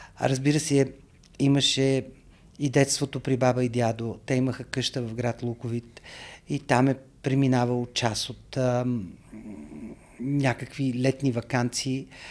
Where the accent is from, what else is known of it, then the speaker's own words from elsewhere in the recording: Sofia, Sofia City, Bulgaria; moved away as an adult; also born or lived in New York; Аз съм роден, израснал в София, много обичам този град